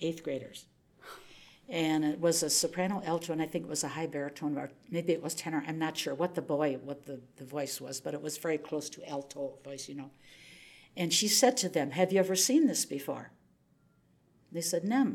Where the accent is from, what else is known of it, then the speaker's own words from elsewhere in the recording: Oshkosh, Wisconsin, United States; I'm this kid from Oshkosh, Wisconsin.